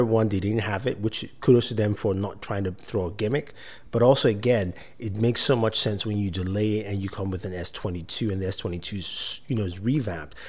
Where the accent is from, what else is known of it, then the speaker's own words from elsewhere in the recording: Nigeria; moved away; I'm originally from Nigeria.